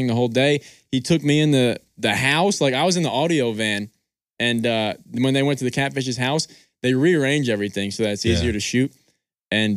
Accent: New York, United States; moved away; I was born and raised in New York

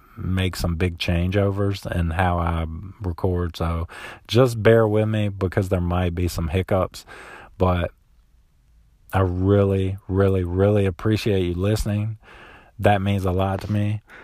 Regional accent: South Central Florida, United States; I grew up in South Central Florida

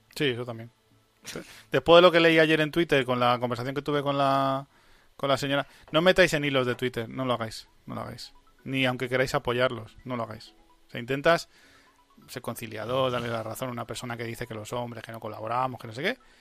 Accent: Spain; En mi país

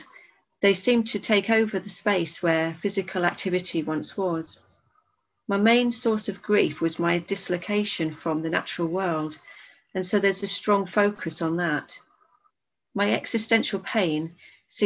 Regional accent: Darlington, North East England, United Kingdom; moved away; also born or lived in Bristol; I'm originally from Darlington

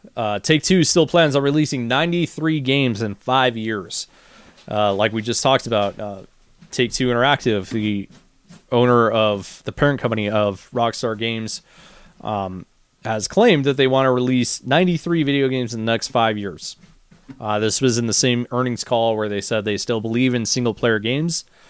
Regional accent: United States; as an American

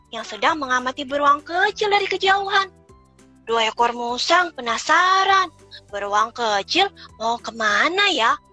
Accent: Tangerang, Banten, Indonesia

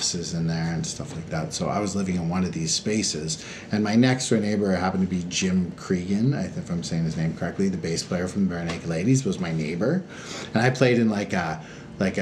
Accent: Hamilton, Ontario, Canada; moved away; also born or lived in Halifax, Nova Scotia; I'm from Hamilton, Ontario, which is an amazing place to be from

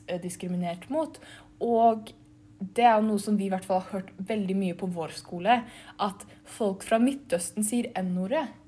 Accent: Norway; jeg ser ganske norsk ut, og jeg er født i Norge

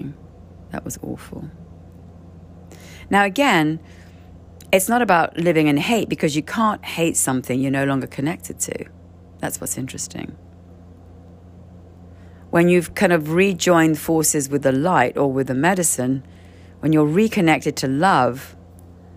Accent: Canary Islands, Spain; I'm from the Canary Islands

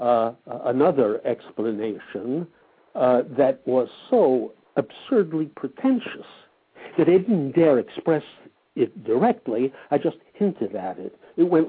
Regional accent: United States; moved away as an adult; now in France; those were 20 years in my life. So I am American

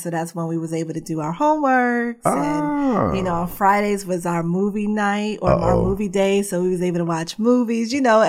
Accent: New York City, New York, United States; now in Phoenix, United States; Yeah, so born and raised in the Bronx. I have two older brothers. I'm the only girl and the youngest.

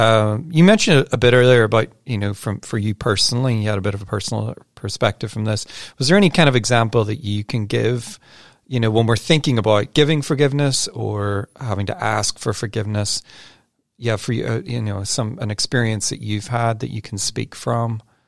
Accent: Northern Ireland, United Kingdom; people know I'm from Northern Ireland, and for quite a number of years, there were some really intense troubles there and fighting.

